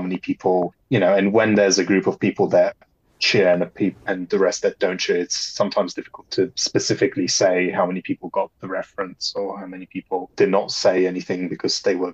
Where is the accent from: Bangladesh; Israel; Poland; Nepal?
Poland; moved away; growing up in Poland and still being in the land where the Holocaust physically took place